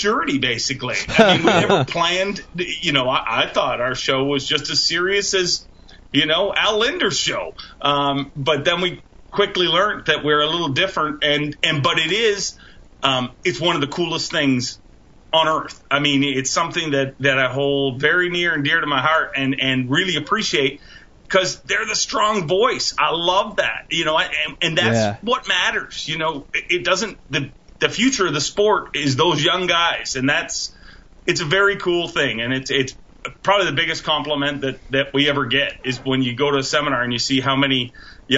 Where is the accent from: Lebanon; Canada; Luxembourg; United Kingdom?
Canada; as a Canadian